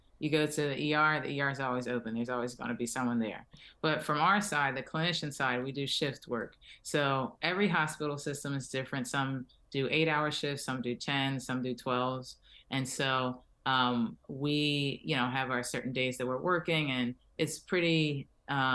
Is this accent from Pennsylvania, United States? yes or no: yes; Philadelphia, Pennsylvania, United States; moved away as an adult; now in Miami, United States; I'm originally from Philadelphia